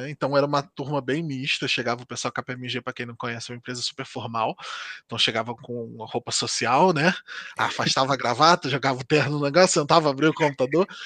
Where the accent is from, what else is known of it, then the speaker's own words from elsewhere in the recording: Southeast, Brazil; now in Portugal; porque no Brasil nós não, não teríamos nos conhecido de forma nenhuma, porque ela é do Nordeste e eu sou do Sudeste.